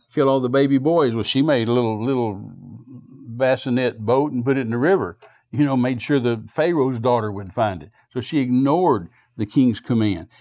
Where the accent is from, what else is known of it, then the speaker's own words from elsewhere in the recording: United States; moved away; also born or lived in New Zealand; When did I become an American